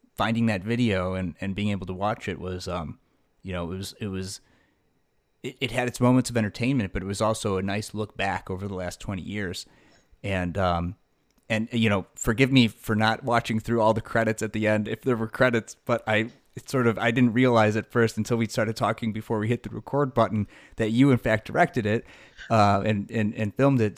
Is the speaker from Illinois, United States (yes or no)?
yes; Buffalo Grove, Illinois, United States; now in Deerfield, United States; I grew up in Buffalo Grove